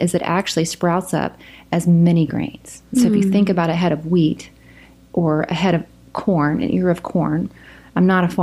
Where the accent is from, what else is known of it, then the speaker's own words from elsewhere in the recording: South Carolina, United States; moved away as an adult; also born or lived in Houston, Texas / China; now in Oklahoma, United States; I'm from South Carolina